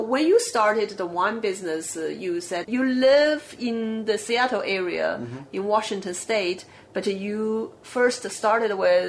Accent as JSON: {"language": "English", "region": "Shandong", "country": "China", "tie": "born or raised there", "said": "My hometown is in Shandong"}